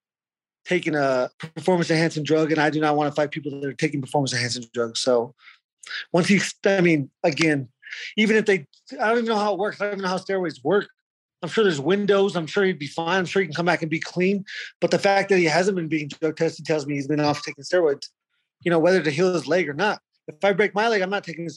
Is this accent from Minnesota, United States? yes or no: no; Arizona, United States; I'm from Arizona